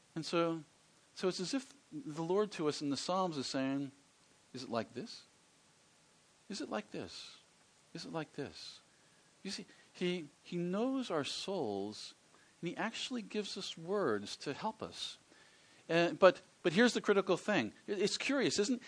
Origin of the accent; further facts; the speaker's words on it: Philadelphia, Pennsylvania, United States; I grew up in the Philadelphia area, which is on the east coast of the United States